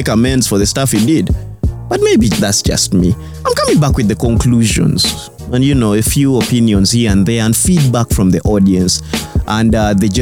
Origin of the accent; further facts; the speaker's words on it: Northern Region, Uganda; I'm from Northern Uganda